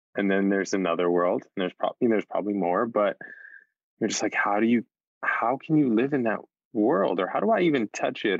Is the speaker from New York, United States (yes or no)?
yes; New York City, New York, United States; As a New Yorker